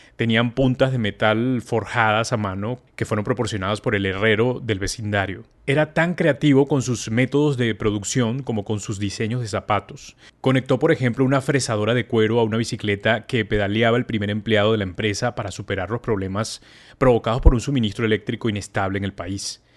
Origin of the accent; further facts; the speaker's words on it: Venezuela; moved away; estoy en mi tierra además, en Venezuela